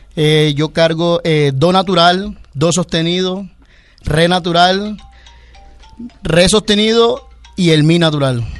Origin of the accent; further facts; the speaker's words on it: Caribbean coast, Colombia; hablo de mi tierra, en la, costa, es que todos, todos nacemos quizás con esa espinita